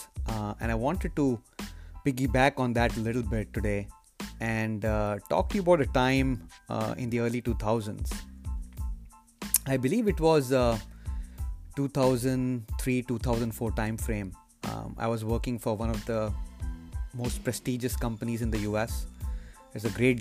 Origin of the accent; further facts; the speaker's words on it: India; my days when I was growing up in India